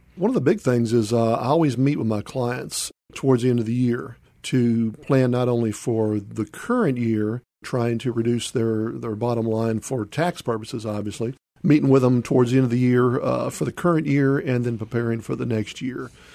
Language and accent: English; Memphis, Tennessee, United States; also born or lived in Charleston, South Carolina; I grew up out in Whitehaven